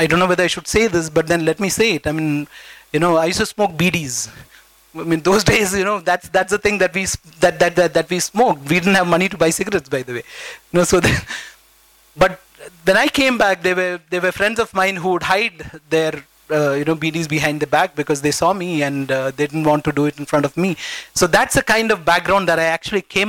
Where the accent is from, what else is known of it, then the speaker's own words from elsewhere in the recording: Bangalore, Karnataka, India; I grew up in the Vibhutipura village